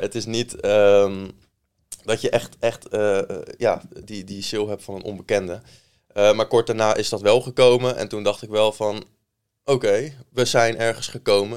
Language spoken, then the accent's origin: Dutch; Maasland, South Holland, Netherlands; also born or lived in Rotterdam / Delft; geboren in Rotterdam. verder opgegroeid in Maasland, klein dorpje in Zuid-Holland, in de buurt van Rotterdam